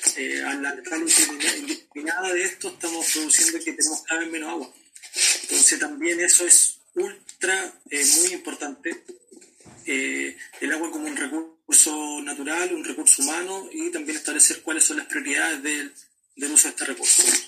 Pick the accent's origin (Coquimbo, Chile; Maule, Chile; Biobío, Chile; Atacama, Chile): Maule, Chile; Parral; algunos que somos de Parral